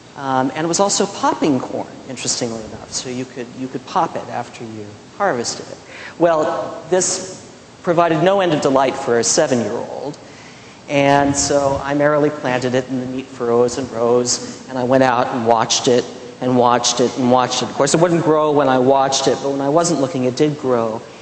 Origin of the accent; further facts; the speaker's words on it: Midwest, United States; In those years growing up in the Midwest, we lost crops